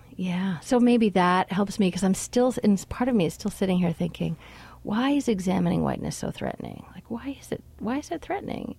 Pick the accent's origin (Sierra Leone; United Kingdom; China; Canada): Canada; now in United States; as a Canadian here